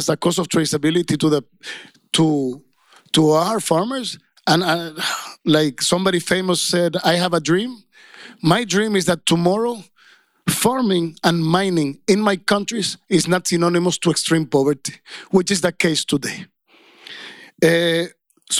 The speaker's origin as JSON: {"language": "English", "country": "Dominican Republic", "said": "I come from Dominican Republic, and I worked a lot in Haiti."}